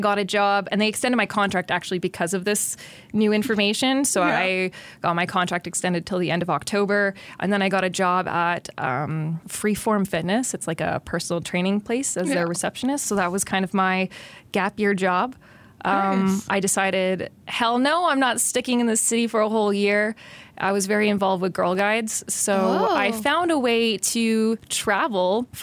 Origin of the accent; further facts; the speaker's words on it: Ottawa, Ontario, Canada; moved away as an adult; now in Quinte, Canada; I technically grew up in the suburbs in Kanata. I'm a Kanata girl